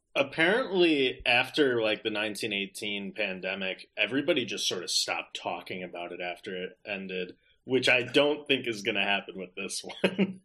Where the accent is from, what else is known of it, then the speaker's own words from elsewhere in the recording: Wisconsin, United States; Wisconsin, my home state